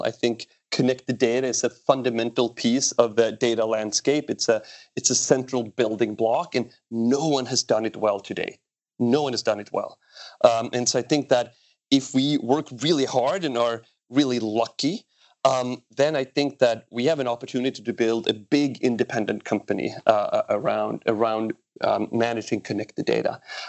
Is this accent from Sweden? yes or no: yes; Sweden; born there; my context is I was born in Sweden.